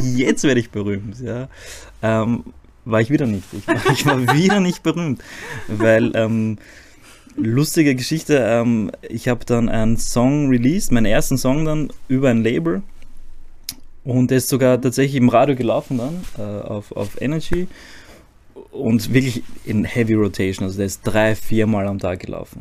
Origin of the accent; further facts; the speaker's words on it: Zagreb, City of Zagreb, Croatia; German is a second language; now in Vienna, Austria; ich bin in Kroatien geboren, in Zagreb